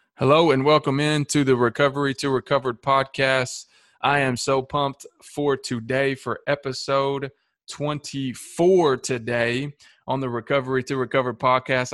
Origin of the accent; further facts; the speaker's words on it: Shelbyville, Tennessee, United States; also born or lived in Manchester, Tennessee; I grew up in Shelbyville